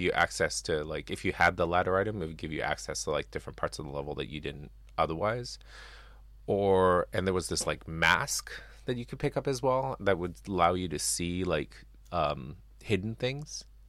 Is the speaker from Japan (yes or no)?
yes; Japan; I grew up in Japan